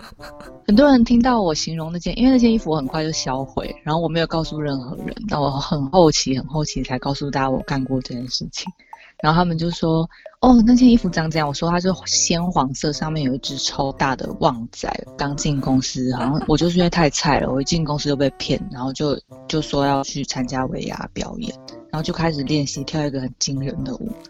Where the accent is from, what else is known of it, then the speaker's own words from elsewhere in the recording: Taiwan; 身为一个台湾人